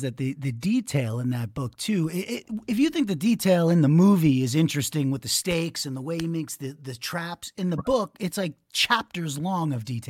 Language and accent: English; Merrick, New York, United States; also born or lived in Staten Island, New York; So I'm from Merrick, Long Island originally. Well, originally I was born in Staten Island.